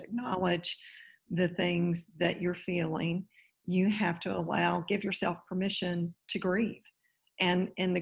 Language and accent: English; Raleigh, North Carolina, United States; now in Naples, United States; I'm originally from Raleigh, North Carolina. I'm in Naples, Florida today